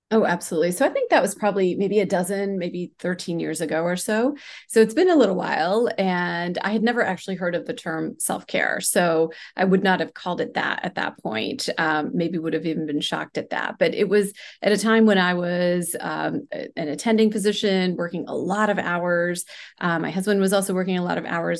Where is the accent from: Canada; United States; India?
India; moved away; I grew up in India in a large family where we practiced, um, you know, different Ayurvedic techniques